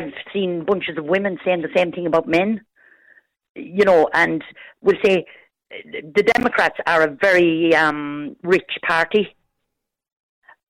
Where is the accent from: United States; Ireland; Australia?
Ireland; I'm Irish